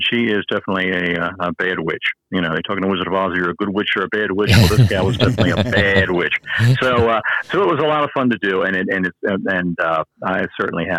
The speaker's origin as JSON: {"language": "English", "town": "Baltimore", "region": "Maryland", "country": "United States", "tie": "born or raised there", "said": "I'm originally from Baltimore, and when I was 6 years old, Shock Theater came on there"}